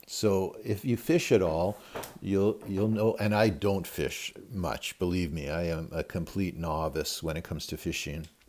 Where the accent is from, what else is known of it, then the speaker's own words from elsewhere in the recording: Northern Ontario, Canada; moved away; I grew up in Northern Ontario, so I'm used to the boreal forest